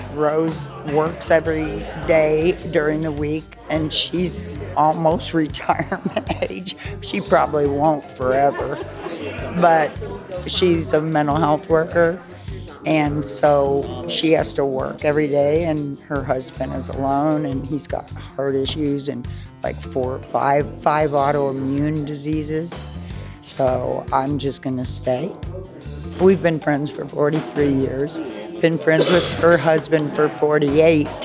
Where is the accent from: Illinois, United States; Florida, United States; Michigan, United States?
Illinois, United States; Chicago; also born or lived in Indianapolis, Indiana; now in Paoli, United States; I grew up in Chicago